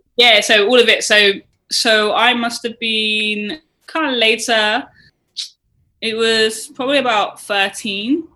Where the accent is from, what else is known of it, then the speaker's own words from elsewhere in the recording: Bath, South West England, United Kingdom; I was brought up in Bath, mm-hmm. um, so it's right next to Bristol